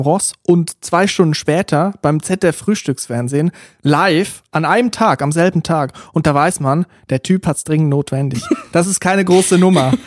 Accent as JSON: {"language": "German", "country": "Switzerland", "accent": "Swiss German", "first_language": "Swiss German", "second_language": "German", "said": "es ist halt nicht meine Muttersprache. Schweizerdeutsch ist schon etwas anderes. Mhm. Aber Hochdeutsch ist ja sehr nah dran. Und vor allem, wir wachsen auch mit Hochdeutsch auf"}